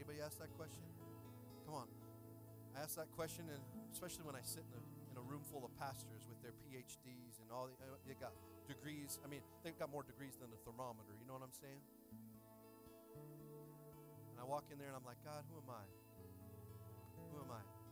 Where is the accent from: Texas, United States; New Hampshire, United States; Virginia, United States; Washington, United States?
Washington, United States; I grew up in Washington State